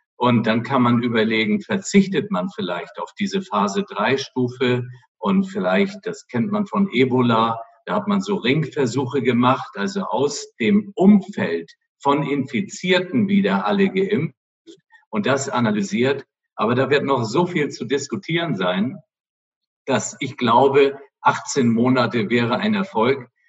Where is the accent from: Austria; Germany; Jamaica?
Germany; Flensburg, Schleswig-Holstein; ich bin nun ein Nordlicht, meine Mutter war Dänen und äh, deswegen habe ich auch nach Skandinavien so ein bisschen Beziehung und bin da ja auch mehr oder weniger an der Grenze aufgewachsen in Flensburg